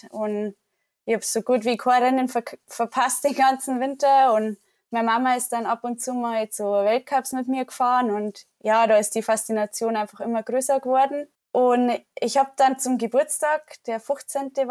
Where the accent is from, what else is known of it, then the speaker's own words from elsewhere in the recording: Wasserburg, Bavaria, Germany; now in Ruhpolding, Germany; oder mein Elternhaus ist in der Nähe von Wasserburg. Das ist eine gute Stunde von Ruppolding weg. Da bin ich auf dem Bauernhof aufgewachsen.